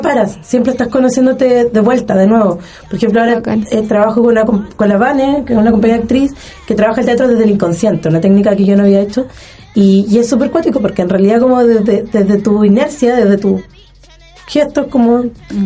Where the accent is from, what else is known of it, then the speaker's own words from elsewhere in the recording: Puerto Montt, Los Lagos, Chile; now in Los Ríos, Chile; yo soy de Puerto Montt